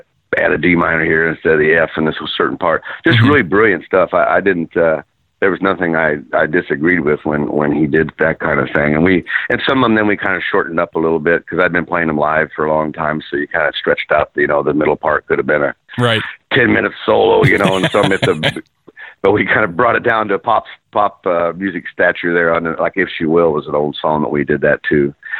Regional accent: Jacksonville, United States; I'm from Jacksonville.

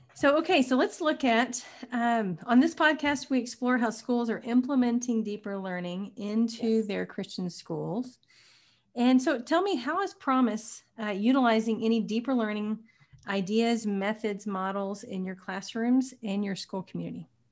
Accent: Tyler, Texas, United States; Tyler is my hometown

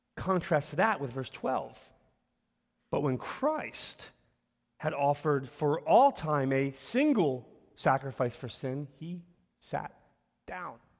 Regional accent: Philadelphia, Pennsylvania, United States; I'm born and raised here in Philly. And so, um, part of my life story is I grew up in North Philly

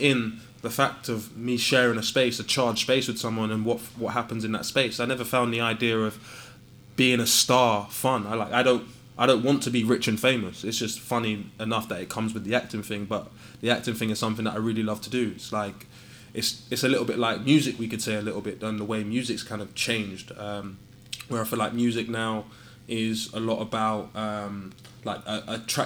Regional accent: London, United Kingdom; moved away as an adult; I'm from Southall

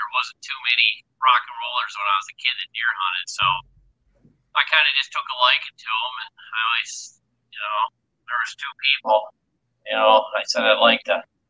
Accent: Michigan, United States; Oh, I grew up in Michigan, and kind of as a young kid, I was a huge rock and roll guy, of course.

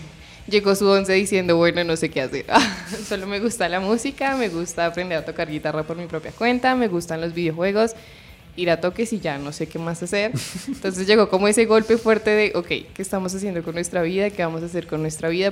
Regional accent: Bogotá, Colombia; yo soy de Bogotá, pero mi, alrededor es más como de pueblo, porque mi familia es de pueblo

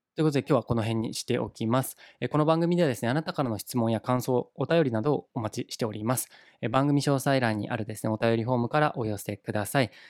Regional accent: Saga, Japan; also born or lived in Yamaguchi Prefecture; now in Yamaguchi, Japan; 僕はですね、あの地元の佐賀県には帰らずですね、今住んでいる山口県に滞在して

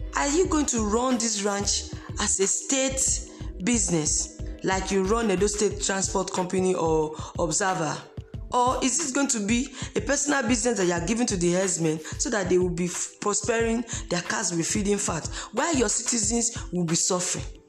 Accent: Uromi, Edo, Nigeria; moved away; I'm from Edo State. Could not travel to my place in Uromi

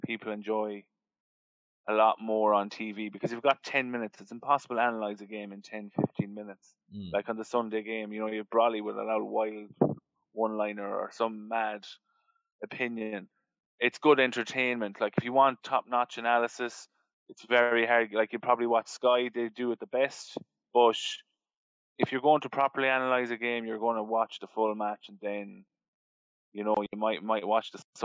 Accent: Mayo, Connacht, Ireland; I was from Mayo

